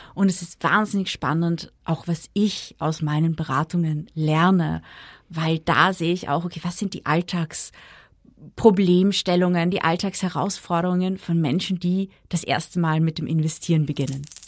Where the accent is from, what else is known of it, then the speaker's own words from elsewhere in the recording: Austria; bei uns in Österreich